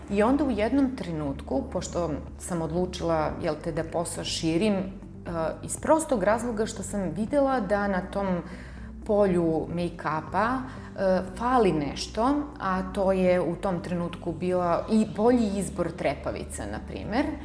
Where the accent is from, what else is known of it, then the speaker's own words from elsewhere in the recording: Niš, Nišava District, Serbia; sam rođena u Nišu i što tu živim